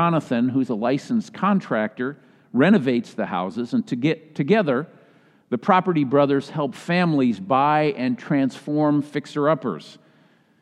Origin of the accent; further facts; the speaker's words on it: Minnesota, United States; moved away; My home state of Minnesota